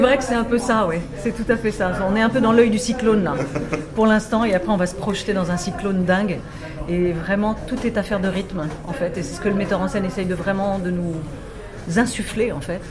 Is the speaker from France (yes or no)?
yes; France; En tant que Français